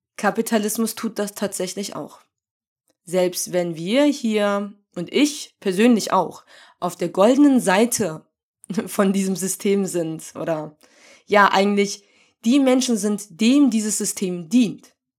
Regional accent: Germany; ich identifiziere mich ja schon als Deutsche, weil ich hier geboren und aufgewachsen bin

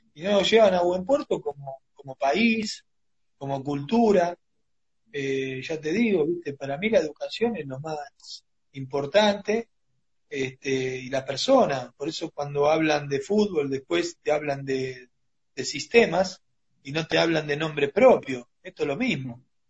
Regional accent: Argentina; nosotros como argentinos

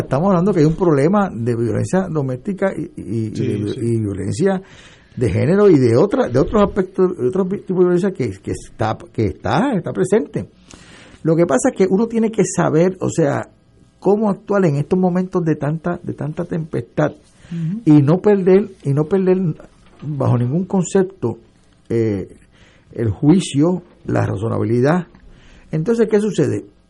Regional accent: San Juan, Puerto Rico; also born or lived in Arecibo, Puerto Rico; yo nací, o sea, yo me crié por San Juan

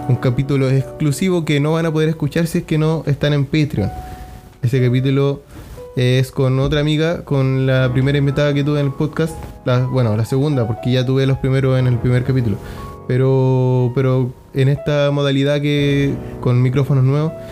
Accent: Iquique, Tarapacá, Chile; vamos a hablar de algo que pasó aquí en Iquique, mi ciudad natal, en la que vivimos en el norte de Chile.

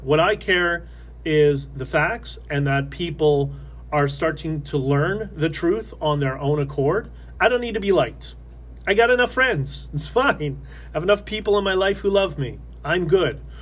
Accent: Canada; I'm just Canadian. That that's it. I am Canadian first

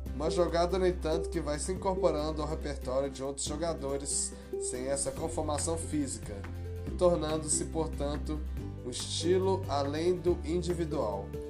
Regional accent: Brazil; also born or lived in Belo Horizonte; o que isso nos traz como brasileiros

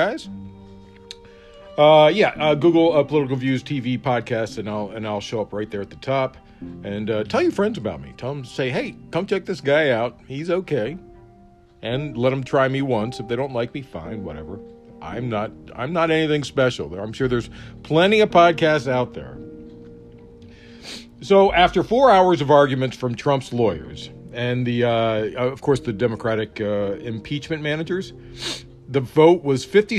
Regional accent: Prince George's County, Maryland, United States; I grew up in Prince George's County, Maryland.

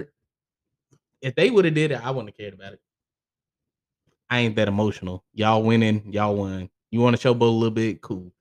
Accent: Charlotte, North Carolina, United States; I grew up in Charlotte

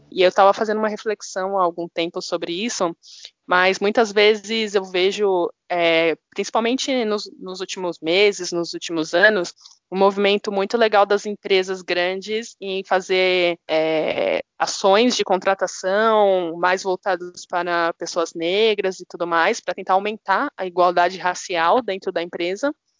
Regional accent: São Paulo, Brazil; eu sou de São Paulo, tenho 25 anos.

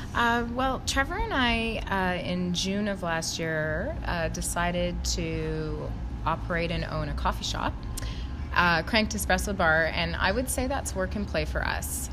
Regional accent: West Coast, Canada; also born or lived in Vancouver; now in Whistler, Canada; I was born and raised on the West Coast, so I'm a West Coast girl.

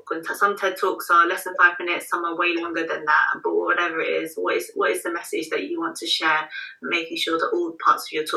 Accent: London, United Kingdom; right here in my hometown of London

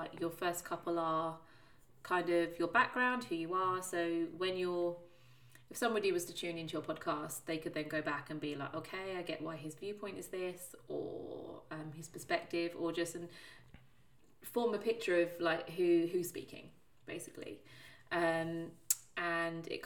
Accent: Plymouth, South West England, United Kingdom; I was born in Plymouth, which is the bottom of England

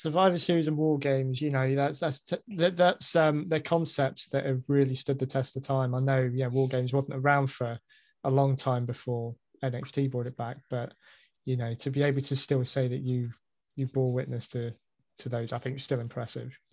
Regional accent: United Kingdom; as a Brit

